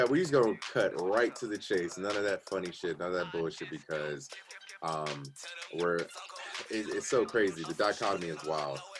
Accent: Cleveland, Ohio, United States; I'm from Cleveland

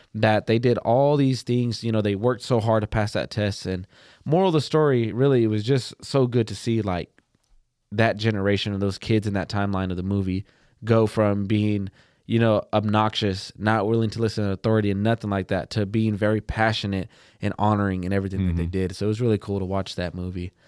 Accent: Plainview, Texas, United States; I'm from Plainview, Texas.

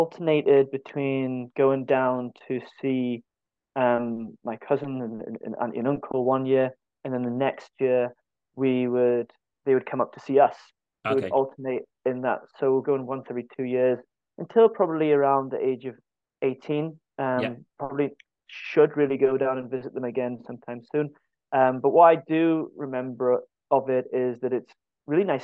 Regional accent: Morpeth, North East England, United Kingdom; moved away as an adult; also born or lived in Stirling; now in Scotland; my hometown of Morpeth

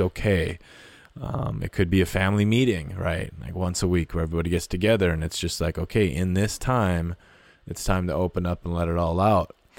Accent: North Dakota, Minnesota, Midwest, United States; now in Montana, United States; I grew up in North Dakota in Minnesota in the Midwest

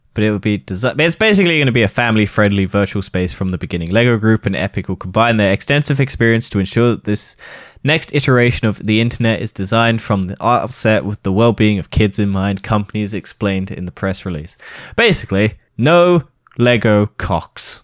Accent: United Kingdom; we're British

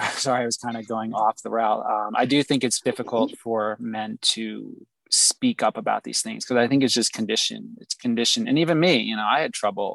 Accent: New Jersey, United States; moved away as an adult; I left New Jersey, my hometown

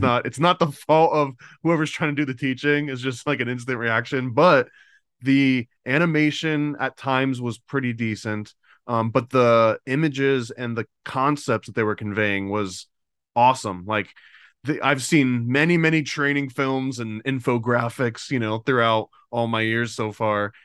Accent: United States; I'm paranoid American

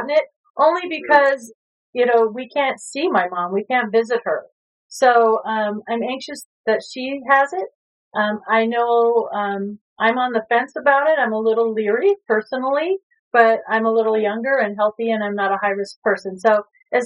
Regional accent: Illinois, United States; also born or lived in Wisconsin; I was born in Illinois.

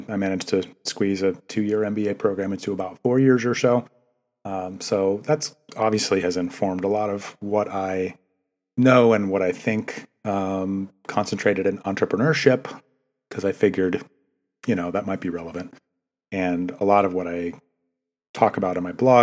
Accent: Maine, United States; moved away; I grew up in Maine.

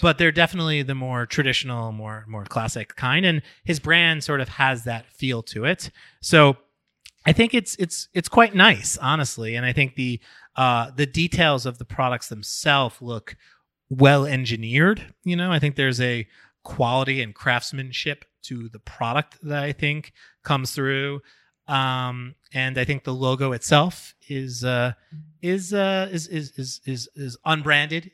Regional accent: New York, United States; As a New Yorker

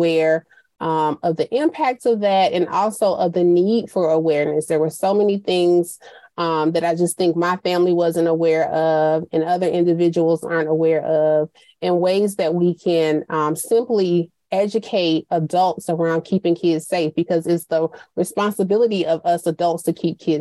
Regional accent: Montgomery, Alabama, United States; We grew up in Montgomery

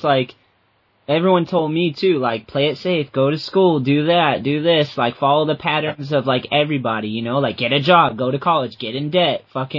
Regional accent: Massachusetts, United States; I'm in Boston right now. I grew up, well, I'm outside of Boston right now, but I grew up in Massachusetts and we get shit weathers, man.

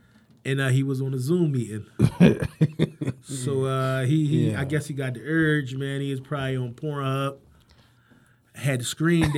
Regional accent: Jamaica, Queens, New York, United States; Jamaica, Queens.

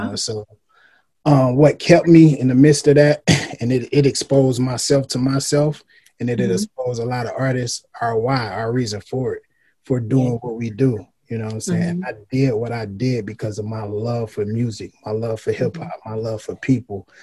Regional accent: Detroit, Michigan, United States; moved away as an adult; also born or lived in Houston; I was born and raised in Detroit

